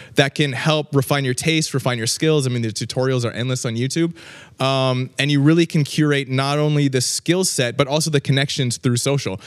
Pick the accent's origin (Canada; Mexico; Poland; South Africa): Canada; Vancouver, British Columbia; now in Los Angeles, United States; Grew up, uh, grew up in Vancouver, um, which is a fantastic place